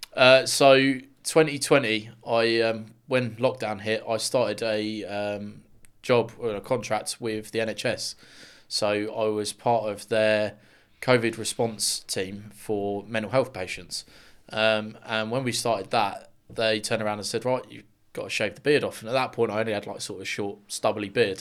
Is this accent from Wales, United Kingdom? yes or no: no; Luton, East of England, United Kingdom; I'm from Luton originally. Well, still am. Um, Luxuriant born and bred